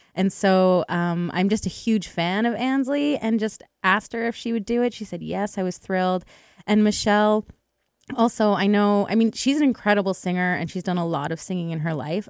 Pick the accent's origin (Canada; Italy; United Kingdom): Canada; Edmonton, Alberta; I grew up in Edmonton